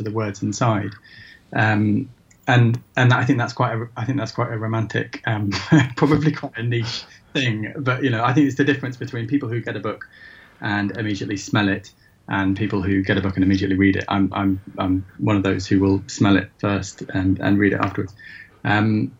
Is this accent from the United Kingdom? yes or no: yes; Shrewsbury, West Midlands, United Kingdom; now in London, United Kingdom; I'm brought up in Shrewsbury and, now live in London.